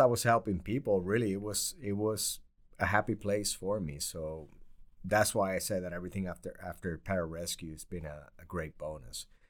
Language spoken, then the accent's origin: English; Puerto Rico; moved away; also born or lived in New York / Bridgeport, Connecticut; I grew up poor in Puerto Rico